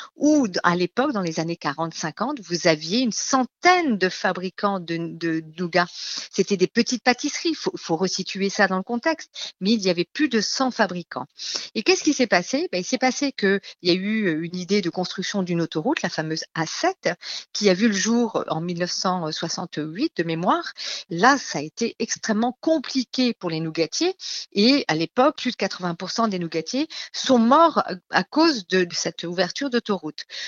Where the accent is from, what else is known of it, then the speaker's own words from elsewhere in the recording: Lorraine, Grand Est, France; moved away; Alors moi, je suis Lorraine à la base. Quand je remontais en Lorraine